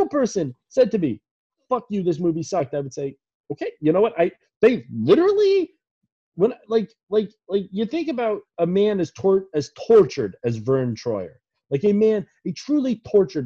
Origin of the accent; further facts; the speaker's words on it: Maryland, United States; also born or lived in Los Angeles; What a fucking dumbass state we're from